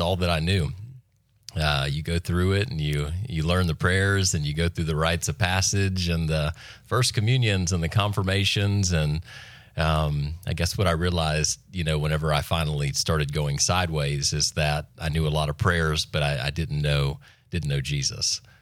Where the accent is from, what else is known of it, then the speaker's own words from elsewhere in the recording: Freeport, Florida, United States; also born or lived in Santa Rosa Beach; Born and raised in Walton County, which is very rare for this area, I've come to find out. Uh, born in Freeport